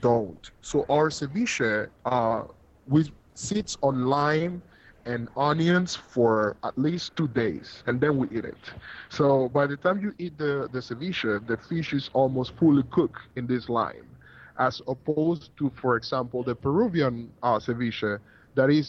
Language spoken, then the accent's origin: English; Panama City, Panama; Rio Abajo is actually my hometown.